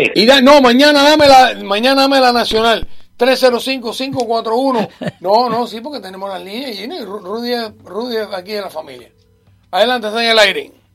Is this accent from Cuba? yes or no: yes; Cuba; nosotros los cubanos, y digo los cubanos porque yo soy cubano